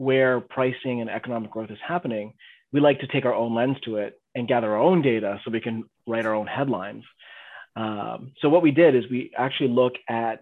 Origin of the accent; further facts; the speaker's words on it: Canada; we're Canadian investors